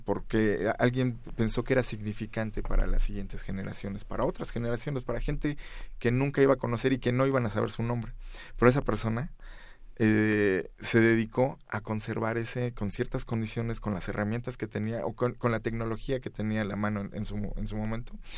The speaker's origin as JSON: {"language": "Spanish", "country": "Mexico", "said": "como mexicanos"}